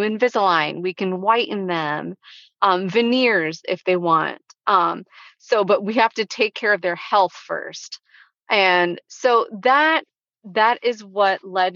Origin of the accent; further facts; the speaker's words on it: Spring Lake, North Carolina, United States; that was my hometown